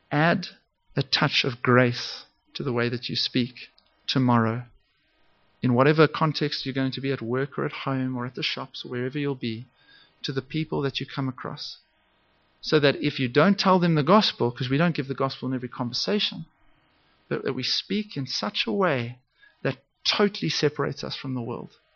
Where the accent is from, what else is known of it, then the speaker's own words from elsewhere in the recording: Zimbabwe; I, I grew up in Zimbabwe.